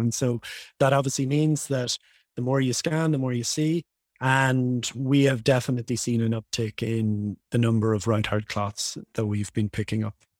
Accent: Dublin, Leinster, Ireland; moved away as an adult; now in Los Angeles, United States; I was born and raised in Dublin, Ireland.

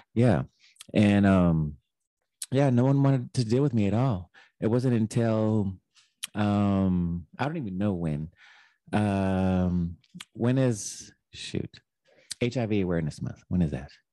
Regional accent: Texas, United States; I grew up in Texas

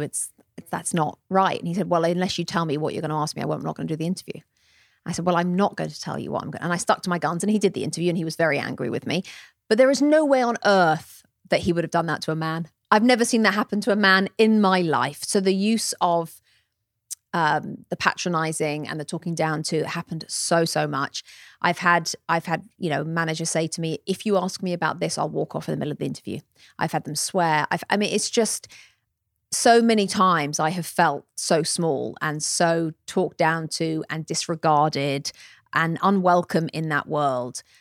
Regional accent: England, United Kingdom; moved away as an adult; now in United States; come over from England and suddenly become American, although now I am an American citizen

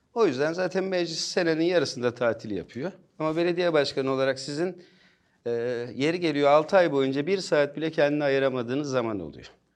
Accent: Bolu, Bolu Province, Turkey; also born or lived in Ankara; Aslen Bolluyum. Bolu'nun yerlisiyim. Bolu'da büyüdüm.

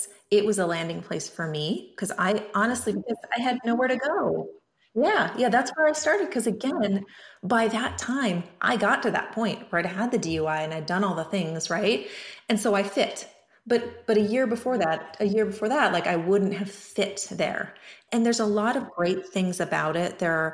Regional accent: Montana, United States; also born or lived in California; now in Oregon, United States; I grew up in Montana

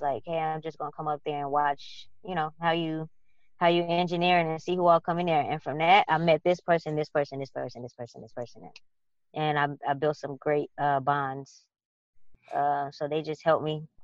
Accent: Chicago, Illinois, United States; I grew up on the west side of Chicago

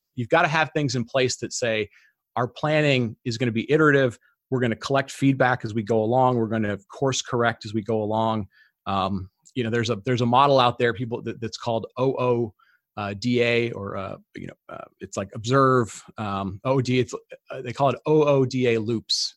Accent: Detroit, Michigan, United States; I grew up in Detroit

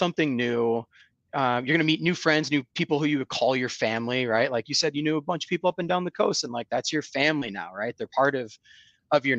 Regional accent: Rochester, New York, United States; moved away as an adult; also born or lived in Bloomington, Indiana / Chicago / San Diego / Orange County, California; now in Charlotte, United States; born and raised in upstate New York. I'm from Rochester, New York.

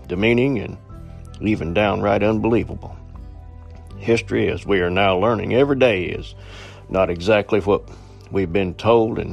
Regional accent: Southwest Virginia, United States; my hometown in Southwest Virginia

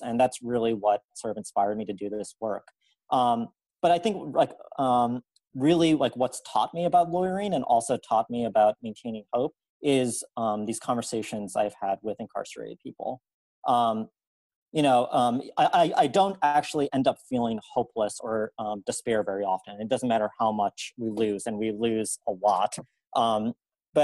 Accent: New Orleans, Louisiana, United States; I'm originally from New Orleans and grew up and went to law school in South Louisiana

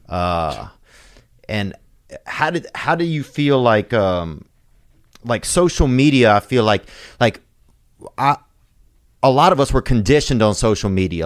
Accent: Louisiana, United States; I grew up in Louisiana

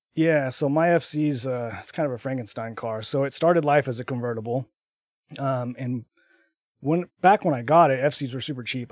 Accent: Texas, United States; now in Utah, United States; I'm from Texas originally, uh, but I now live in Utah. I've been, uh, living in Utah for I think, like, twelve years

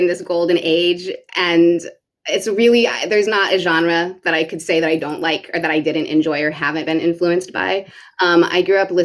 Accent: North Carolina, United States; growing up in North Carolina

